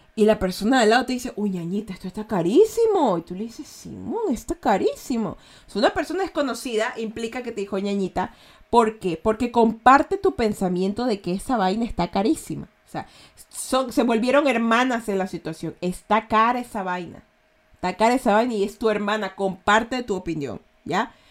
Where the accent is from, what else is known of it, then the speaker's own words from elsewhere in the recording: Guayaquil, Guayas, Ecuador; accent: Guayaquileño; Yo soy de Guayaquil, ¿ya? Los guayaquileños tenemos un acento a malandros